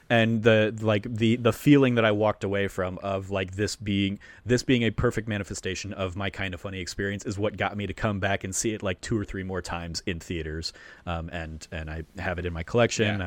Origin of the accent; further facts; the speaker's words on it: Phoenix, Arizona, United States; growing up in Phoenix and and in Arizona